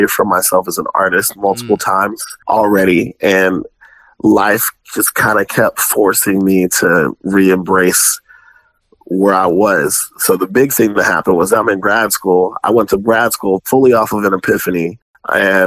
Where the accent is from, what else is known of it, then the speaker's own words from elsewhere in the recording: Spanish Fort, Alabama, United States; moved away as an adult; also born or lived in Landstuhl, Germany / Tuscaloosa, Alabama; now in Kansas City, United States; I was actually born in Landstuhl, Germany, but I was raised mostly in the suburbs of the Mobile, Alabama area